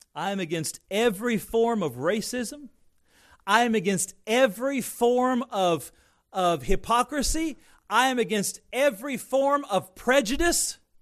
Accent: United States; I'm American inside and out, and I, I'm thankful to be born here

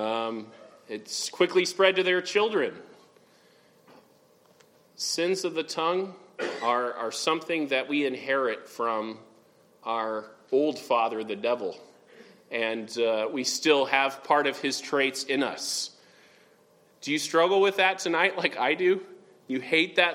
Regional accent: Oregon, United States; growing up in Oregon, I watched the movie Free Willy

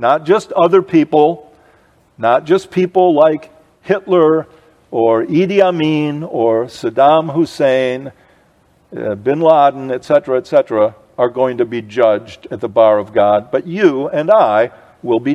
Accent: United States; I grew up in the United States of America

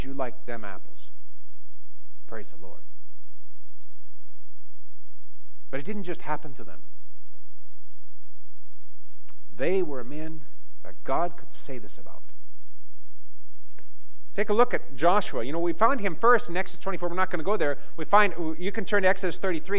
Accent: Western Canada, Canada; I grew up in Western Canada, in the bush country

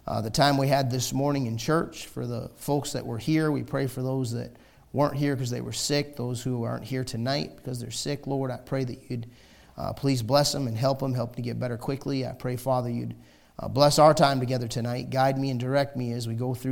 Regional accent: United States; we're Americans

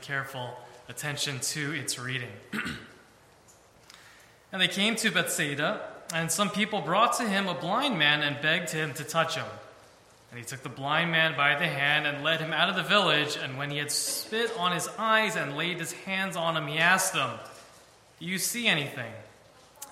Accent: New York City, New York, United States; moved away as an adult; now in Philadelphia, United States; I am originally from New York City. That's where I was raised

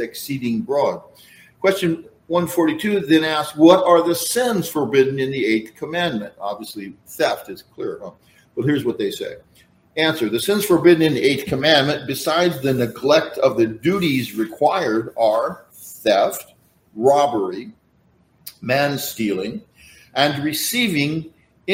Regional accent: Central Valley, California, United States; growing up in the Central Valley

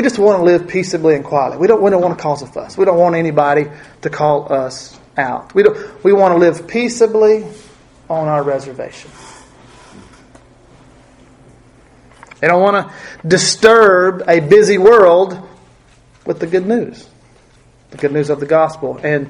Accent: United States; we in America

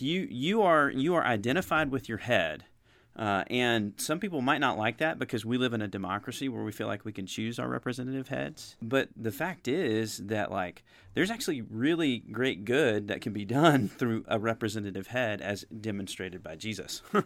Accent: United States; as an American person

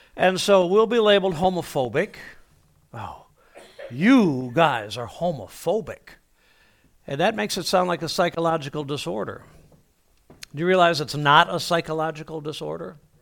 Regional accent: Toledo, Ohio, United States; I was born, uh, in Toledo, Ohio

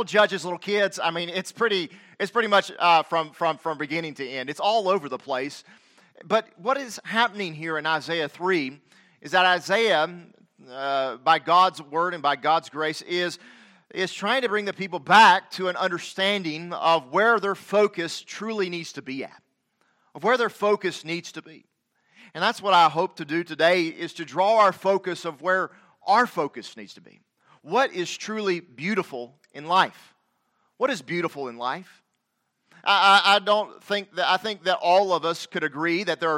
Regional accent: the South, Southern United States, United States; accent: southern; I know my southern accent doth betray me

